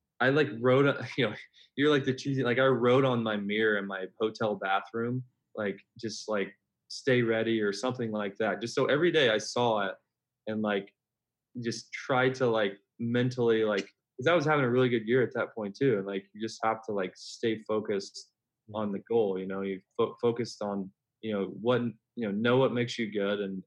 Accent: Memphis, Tennessee, United States; I grew up in Memphis, Tennessee

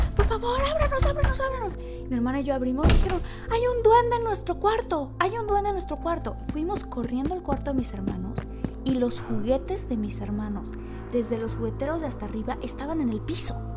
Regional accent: Villahermosa, Tabasco, Mexico; yo crecí en Villahermosa y en Tabasco

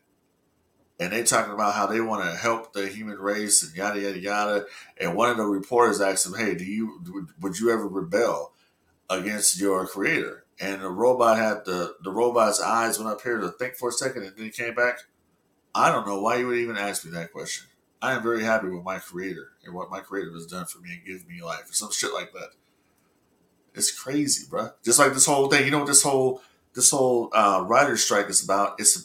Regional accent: Los Angeles, California, United States; I'm from the West Coast, you know what I'm saying? I grew up in L.A.

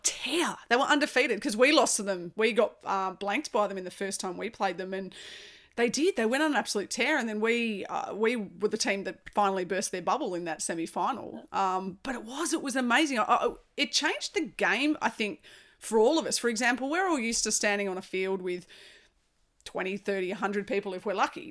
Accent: Australia; as an Aussie

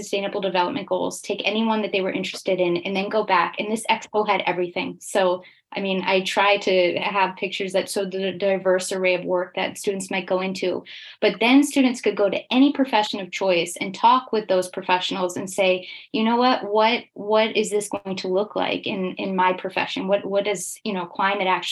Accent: United States; now in Switzerland; I'm American, but I'm based in Switzerland.

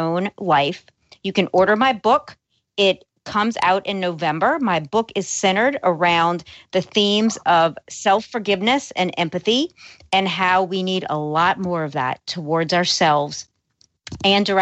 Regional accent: New Orleans, Louisiana, United States; also born or lived in Los Angeles; I was born and raised in New Orleans

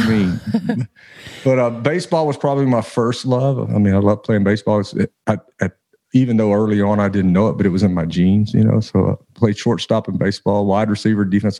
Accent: Louisiana, United States; growing up in Louisiana, of course, we had crawfish bowls every Saturday.

